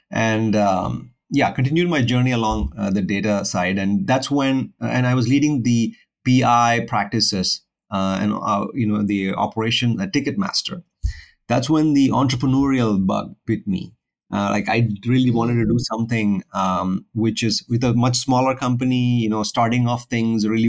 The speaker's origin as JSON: {"language": "English", "region": "Kerala", "country": "India", "said": "So I'm originally from India, uh, the south of India, a state called Kerala, which is like at the southernmost west tip of India."}